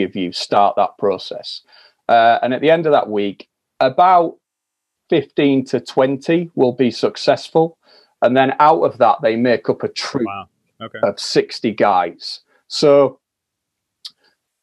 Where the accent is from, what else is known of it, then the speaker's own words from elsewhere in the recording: Yorkshire and the Humber, United Kingdom; I'm from Yorkshire